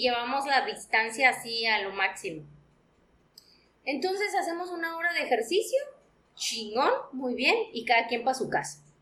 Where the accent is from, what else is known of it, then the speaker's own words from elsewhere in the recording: Mexico; como mexicanos y como latinos